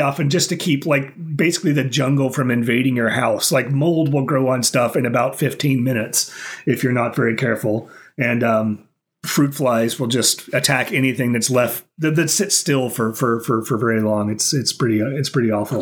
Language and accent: English; Oklahoma, United States; now in Okinawa, Japan; I growing up in Oklahoma, like it would get really hot during the day